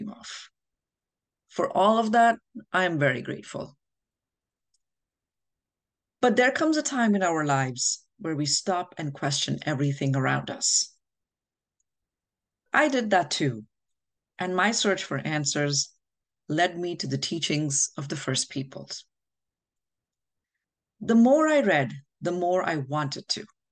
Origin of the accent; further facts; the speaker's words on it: India; moved away as an adult; now in New Jersey, United States; I'm a mother, a wife, an author, and an immigrant from India. I came to the United States 20 years ago